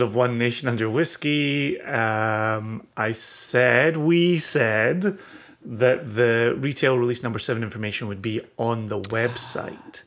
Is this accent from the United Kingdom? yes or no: yes; Scotland, United Kingdom; moved away; I'm, I'm Scottish, I live in, lived in the U K, raised in the U K